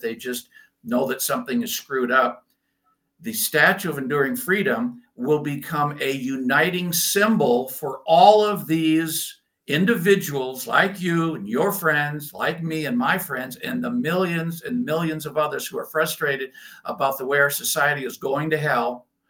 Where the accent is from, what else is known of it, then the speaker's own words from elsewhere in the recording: United States; moved away as an adult; also born or lived in Scotland; now in Germany; growing up in America, but then living outside of the United States for multiple years, and I've done that for many years lived for a long time in Scotland and now Germany here